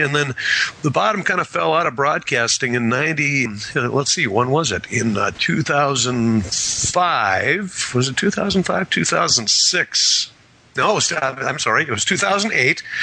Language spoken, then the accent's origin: English; Wisconsin, United States; moved away; I grew up in Wisconsin